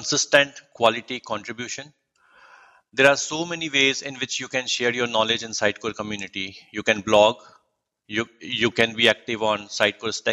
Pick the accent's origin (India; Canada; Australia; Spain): India; Jodhpur, Rajasthan; moved away as an adult; now in United States; I'm from the Sun City of India named Jodhpur, also known as the Blue City, which belongs to the state named Rajasthan